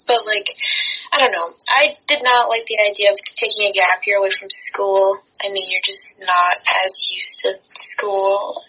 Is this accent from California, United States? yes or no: yes; Irvine, California, United States; also born or lived in Colorado / Minnesota / Texas; I was born in Colorado, And then, but I like kind of grew up in Irvine, California, but I've moved a lot as well.